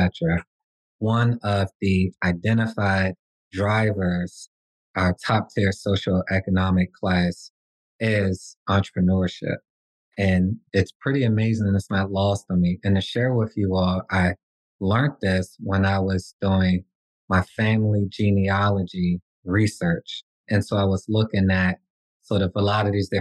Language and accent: English; Washington, District of Columbia, United States; I'm from Washington, D.C.